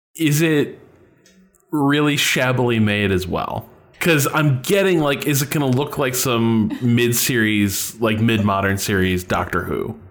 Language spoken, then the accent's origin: English; Chicago, Illinois, United States; I'm from Chi, I'm from the Chicago area.